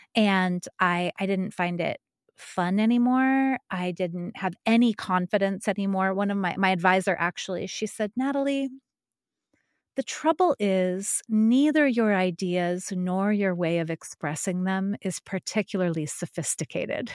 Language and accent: English; New Mexico, United States; moved away; I'm from New Mexico. I'm not from Taos, but I am from New Mexico.